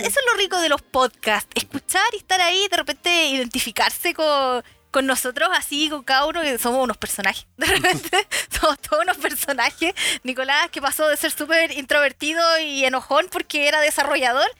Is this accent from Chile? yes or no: yes; Chile; acá los chilenos somos, digo somos porque soy chilena